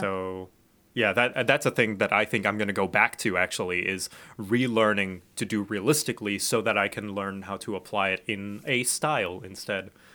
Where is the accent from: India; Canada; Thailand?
Thailand; I grew up in Thailand.